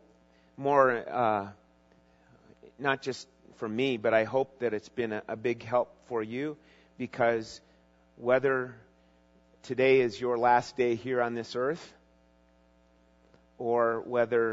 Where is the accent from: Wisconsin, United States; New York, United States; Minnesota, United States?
Minnesota, United States; even as a junior high and high school young guy in growing up in Minnesota